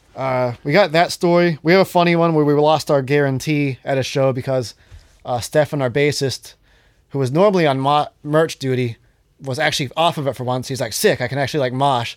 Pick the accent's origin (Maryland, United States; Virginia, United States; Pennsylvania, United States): Pennsylvania, United States; Johnstown; I'm from Johnstown